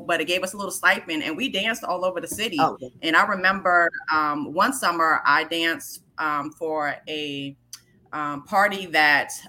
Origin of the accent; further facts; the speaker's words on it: New York City, New York, United States; growing up in New York, period, it was not just hip hop culture.